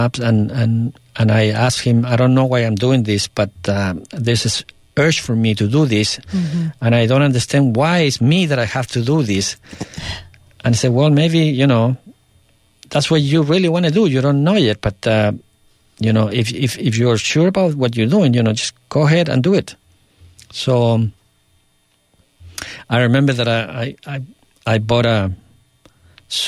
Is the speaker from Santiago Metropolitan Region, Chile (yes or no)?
no; Tomé, Biobío, Chile; moved away; also born or lived in New York; my hometown of Tomé